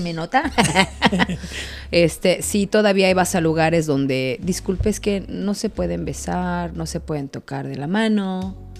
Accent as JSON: {"language": "Spanish", "region": "State of Mexico", "country": "Mexico", "moved": "yes", "lives_now": "Cancún, Mexico", "said": "Del Estado de México"}